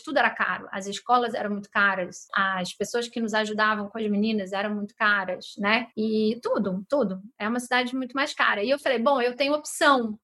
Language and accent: Portuguese; São Luís, Maranhão, Brazil; moved away as an adult; also born or lived in Rio de Janeiro; voltar a morar na, na minha cidade natal, onde a minha mãe estava